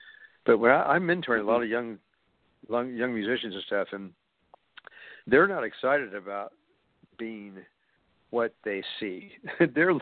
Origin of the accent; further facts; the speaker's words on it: Kansas City, United States; right here in my hometown